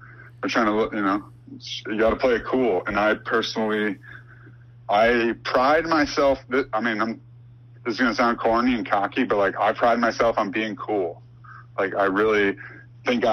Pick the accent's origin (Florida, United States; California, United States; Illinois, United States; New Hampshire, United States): Illinois, United States; Chicago; I'm from Chicago